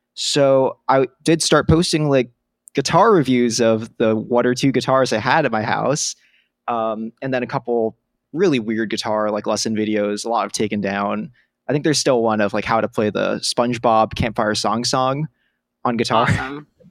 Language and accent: English; New York City, New York, United States; I grew up on the Upper West Side in Manhattan